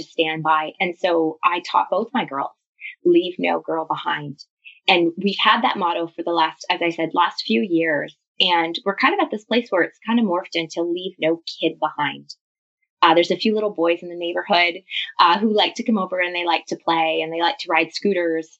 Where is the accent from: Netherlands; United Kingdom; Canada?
Canada; I'm Canadian. I live in a city just outside of Toronto called Lundy